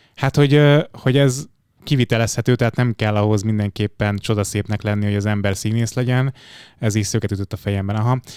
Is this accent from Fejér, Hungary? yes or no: yes; Fejér, Hungary; also born or lived in Budapest; én Budapesten születtem, de aztán a gyerekkorom az dobozon zajlott. Ez egy kis Fehér megyei falu, Alcsút, Felcsút, Kis Vasút